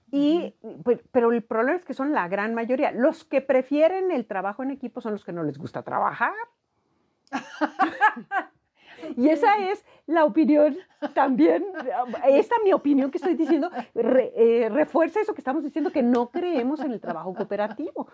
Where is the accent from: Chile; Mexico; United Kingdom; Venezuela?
Mexico; nuestra propia cultura como mexicanos